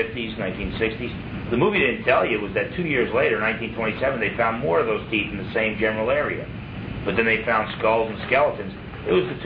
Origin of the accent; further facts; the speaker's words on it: New Jersey, United States; I was from Jersey